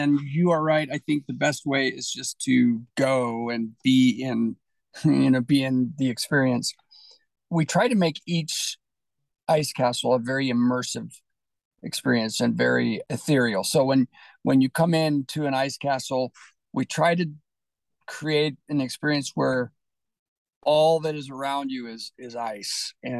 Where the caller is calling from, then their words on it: Utah, United States; No, I'm near my home in Utah.